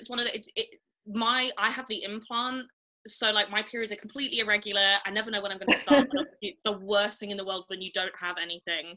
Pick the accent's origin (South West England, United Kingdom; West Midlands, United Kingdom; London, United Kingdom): South West England, United Kingdom; Devon; now in Manchester, United Kingdom; I grew up in the south, so I grew up in Devon, so in the countryside